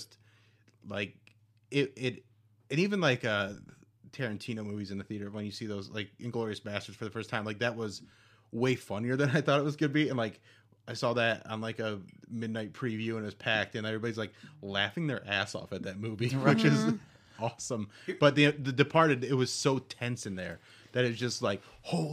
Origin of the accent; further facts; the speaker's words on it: Midwest, United States; growing up in the Midwest where you're, like, aware of tornadoes.